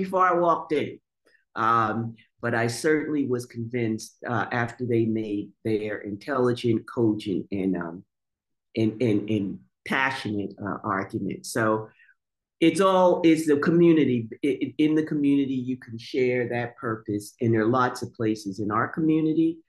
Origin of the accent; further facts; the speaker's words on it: Montclair, New Jersey, United States; growing up in Montclair.